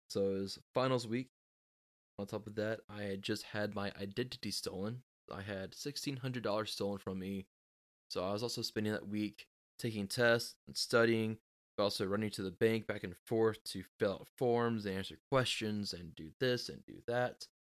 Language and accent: English; Texas, United States; I am from Texas